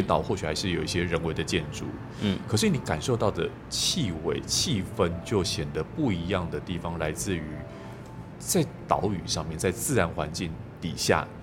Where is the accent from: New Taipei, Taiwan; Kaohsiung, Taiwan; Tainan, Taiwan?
Kaohsiung, Taiwan; 尤其我是南部人哦，这住高雄港都